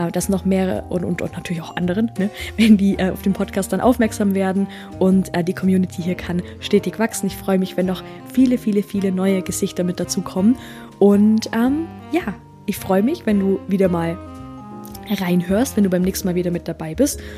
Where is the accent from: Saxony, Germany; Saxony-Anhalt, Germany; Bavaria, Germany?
Bavaria, Germany; Also, ich komme ja aus dem Allgäu.